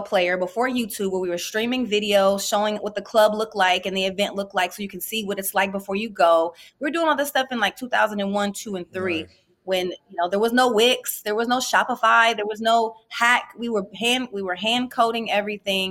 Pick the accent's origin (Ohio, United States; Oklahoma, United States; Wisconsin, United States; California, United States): Ohio, United States; Columbus; I'm from Columbus, Ohio, and seen a lot of entrepreneurs, both legal and illegal, around